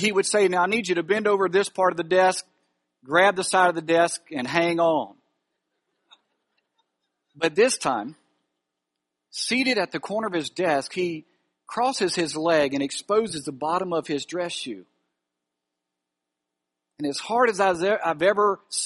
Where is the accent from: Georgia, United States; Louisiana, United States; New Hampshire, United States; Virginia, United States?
Louisiana, United States; Alexandria; Alexandria, Louisiana. That's my hometown. I grew up in Castle Village